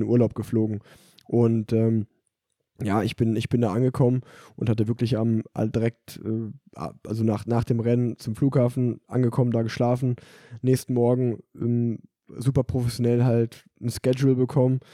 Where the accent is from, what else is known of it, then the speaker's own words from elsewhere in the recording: Unna, North Rhine-Westphalia, Germany; Unna, also auch so ein kleines Rundstreckenrennen, äh, mhm. äh, dort in dem Ort, wo ich groß geworden bin